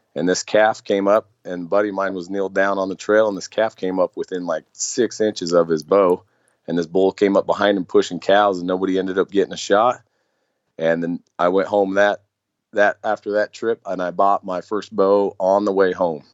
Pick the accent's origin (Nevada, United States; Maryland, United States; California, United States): Nevada, United States; moved away; growing up there